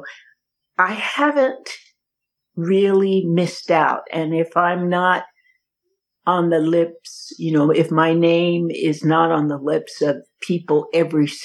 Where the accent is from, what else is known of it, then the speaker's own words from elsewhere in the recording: Yakima, Washington, United States; also born or lived in Seattle, Washington; now in Kansas City, United States; I was born and raised in Seattle and Yakima. My dad had a church in Seattle, and he had a church in Yakima, and I went to school in Yakima and grew up there